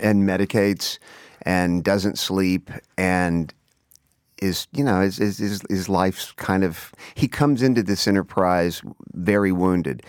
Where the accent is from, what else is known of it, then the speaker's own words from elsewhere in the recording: Texas, United States; growing up in Texas